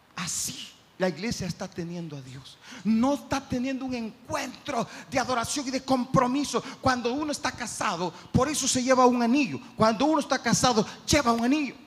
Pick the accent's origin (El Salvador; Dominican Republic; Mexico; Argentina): El Salvador